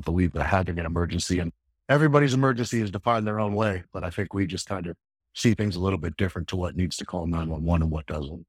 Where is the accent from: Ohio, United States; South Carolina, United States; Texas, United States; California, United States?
Ohio, United States; Akron; I grew up in Akron, Ohio.